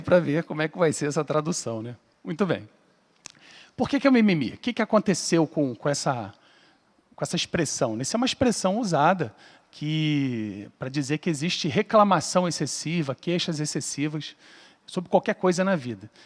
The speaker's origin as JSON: {"language": "Portuguese", "region": "Rio de Janeiro", "country": "Brazil", "said": "eu sou lá do Rio"}